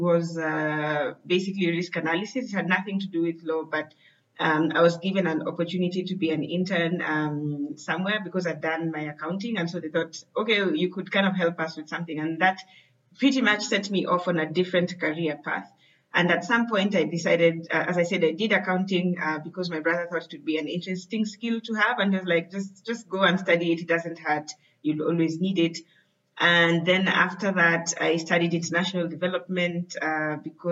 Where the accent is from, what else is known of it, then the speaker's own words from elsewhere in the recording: Kenya; I am from Kenya